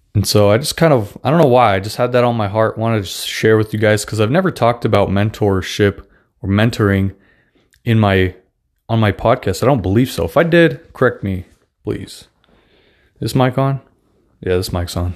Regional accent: Russia; accent: Russian; English is a second language; moved away; I'm actually Russian, so I don't have the best English

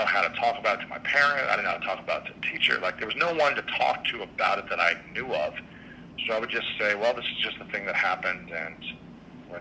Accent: Midwest, United States; growing up in the Midwest and where I grew up, I wasn't allowed to express myself

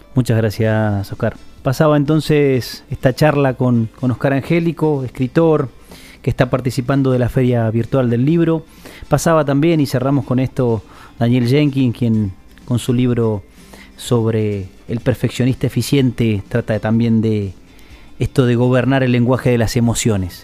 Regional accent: Caleta Olivia, Santa Cruz, Argentina; Nosotros que somos nacidos, muchos y criados acá

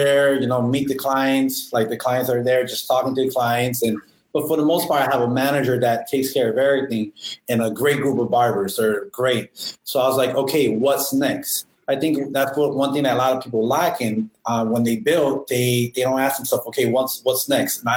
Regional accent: Miami, Florida, United States; also born or lived in Homestead, Florida; I was born here in Miami back in 1985 and moved around a lot. Was in Miami, Little Havana.

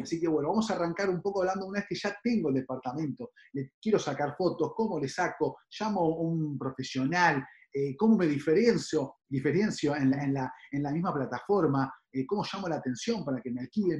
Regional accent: Buenos Aires, Argentina; nos conocen mucho como el porteño, los que viven dentro de la capital

